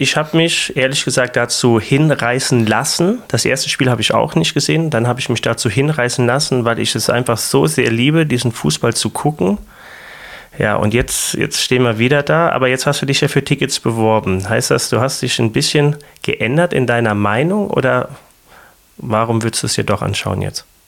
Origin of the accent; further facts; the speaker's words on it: Germany; an uns Deutschen, an unserer Art, wie wir als Deutsche sind